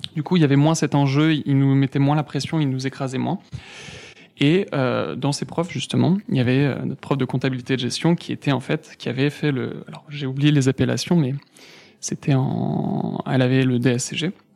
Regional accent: Villennes-sur-Seine, Île-de-France, France; also born or lived in Mantes-la-Jolie; j'ai vécu toute mon enfance toujours dans le 78, mais entre Poissy et Saint-Germain, un petit village

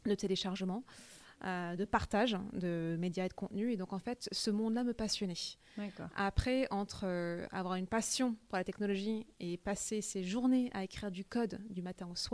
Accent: Paris, Île-de-France, France; also born or lived in United States; je suis à la base franco-vietnamienne. Je suis née à Paris, mais à l'âge de 5 ans, j'ai déménagé aux États-Unis. J'y ai vécu jusqu'à l'âge de 11 ans. Euh, je suis rentrée en France euh, où j'ai fait le collège et le lycée.

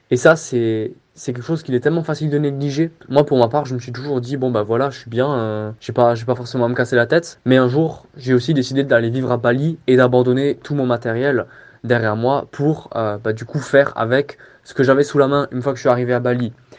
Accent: Strasbourg, Grand Est, France; j'ai 25 ans et je viens de Strasbourg

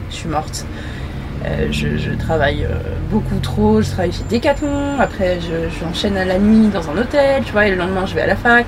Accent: Montreuil, Île-de-France, France; also born or lived in Gonesse, Val-d'Oise; Je suis née à Gonest, dans le quatre-vingt-quinze, et j'ai grandi à Montreuil, dans le quatre-vingt-treize

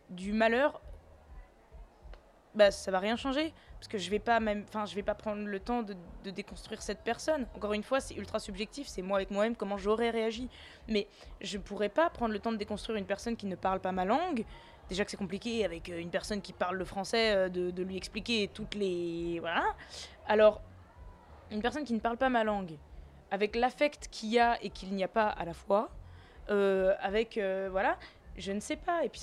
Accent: Tunis, Tunis Governorate, Tunisia; born there; mais moi, je suis née à Tunis.

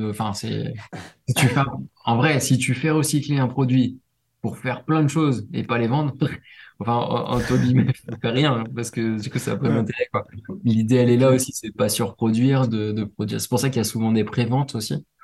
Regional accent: Réunion; il y en a chez moi à La Réunion

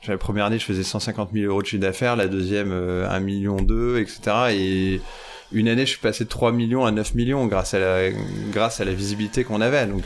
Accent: Bourgogne-Franche-Comté, France; j'avais gagné euh, chez nous dans la Nièvre dans une fête foraine

